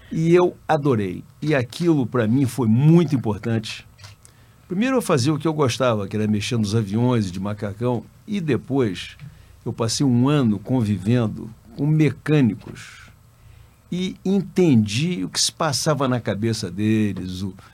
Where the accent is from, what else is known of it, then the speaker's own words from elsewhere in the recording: Rio de Janeiro, Brazil; É, eu sou carioca, a, ah, a minha família é do Espírito Santo, família do meu pai e da minha mãe. E, mas eu nasci no Rio, é, me criei no Rio